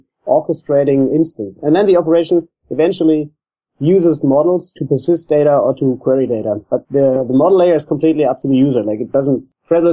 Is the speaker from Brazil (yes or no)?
no; Germany; now in Australia; I'm from Germany